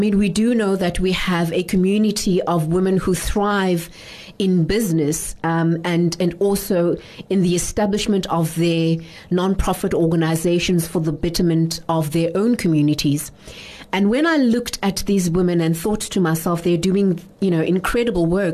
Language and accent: English; South Africa; also born or lived in Soweto, Gauteng / Langa, Western Cape / Ekurhuleni, Gauteng; I was born in Soweto, and I grew up in Langa Township as well as Ekuruleni